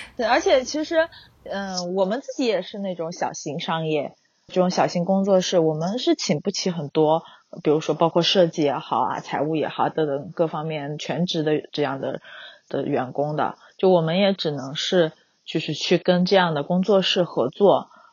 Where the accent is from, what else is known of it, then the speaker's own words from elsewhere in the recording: Wenzhou, Zhejiang, China; now in Huzhou, China; 我老家是温州